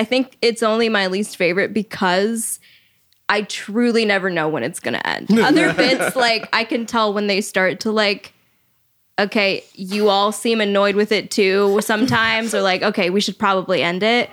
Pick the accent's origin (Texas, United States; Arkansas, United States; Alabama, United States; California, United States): California, United States; Modesto; I was born and raised in Modesto, California.